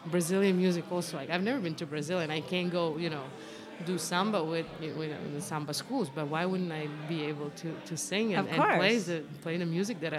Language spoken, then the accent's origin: English; Croatia; English is a second language; now in New York, United States; my country, Croatia, that I do on my own, and with Serbia, which is very close. We're neighbors, we speak the same language